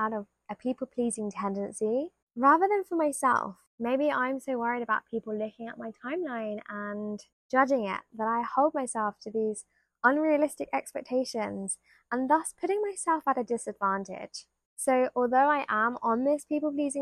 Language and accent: English; United Kingdom; being British